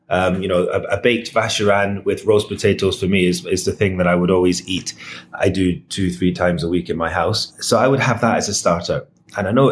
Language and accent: English; Scotland, United Kingdom; and I'm Scottish, so I am a bourbon, I am a whiskey